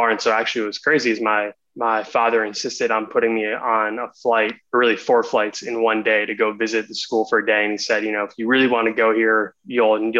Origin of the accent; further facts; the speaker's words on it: India; I'm, I'm Indian. My parents are both, we're both from India.